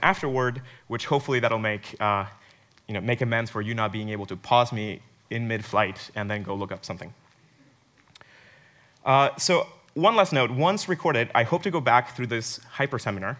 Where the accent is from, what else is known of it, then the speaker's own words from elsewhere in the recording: Mexico; moved away; I was actually born in Mexico, so that my accent sometimes comes out